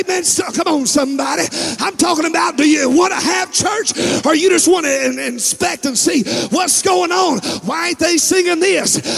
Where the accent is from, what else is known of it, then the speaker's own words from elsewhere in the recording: Texas, United States; I'm from Texas